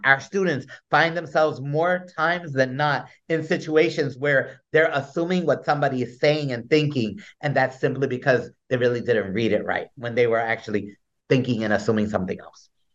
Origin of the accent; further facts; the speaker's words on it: Newark, New Jersey, United States; although I was born in the South Ward, I, I grew up in the East Ward